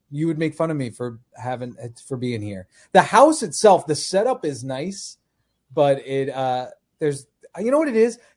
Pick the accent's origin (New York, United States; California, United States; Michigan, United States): New York, United States; Long Island; born or raised there; moved away